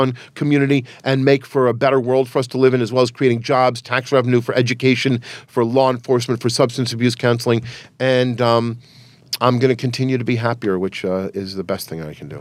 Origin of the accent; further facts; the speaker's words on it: New York City, New York, United States; my family's from Transylvania. I was born in New York City